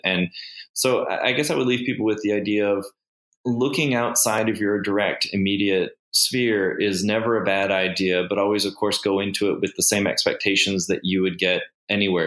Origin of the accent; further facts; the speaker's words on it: United States; now in Cayman Islands; an American fertility specialist